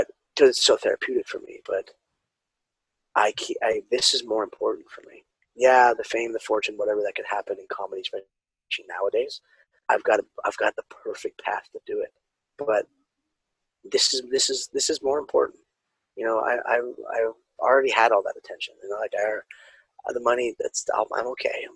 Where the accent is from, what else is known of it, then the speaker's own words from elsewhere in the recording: California, United States; being raised Mexican, Spanish, you know, and growing up in California